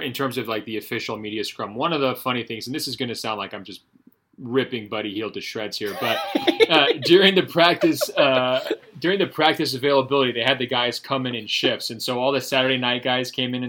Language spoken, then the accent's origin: English; Portland, Oregon, United States; I'm from Portland.